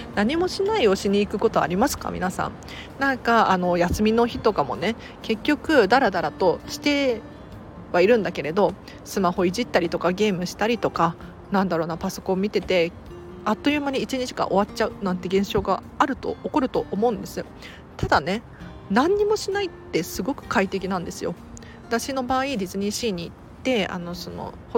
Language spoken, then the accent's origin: Japanese; Tokyo, Japan; 東京生まれだから近いっていうのもあって通ってたたんですね